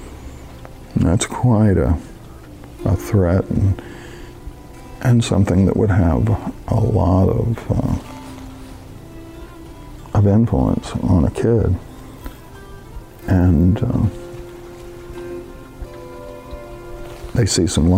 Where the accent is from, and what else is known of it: Tennessee, United States; born or raised there; now in Hannibal, United States